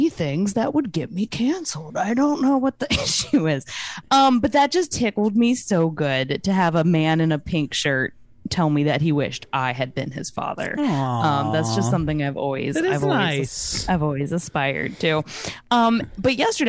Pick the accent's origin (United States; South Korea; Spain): United States; Maryland; moved away; Since I'm born in Maryland, I'm from Maryland originally